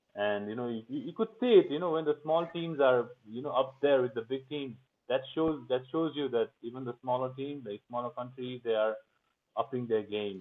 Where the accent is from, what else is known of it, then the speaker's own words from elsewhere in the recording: Kalimpong, West Bengal, India; I grew up in India